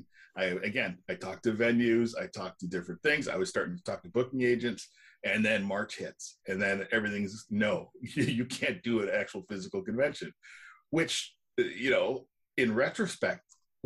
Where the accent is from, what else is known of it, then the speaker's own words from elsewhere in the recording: Canada; But I'm Canadian, so I'm going to say sorry a lot.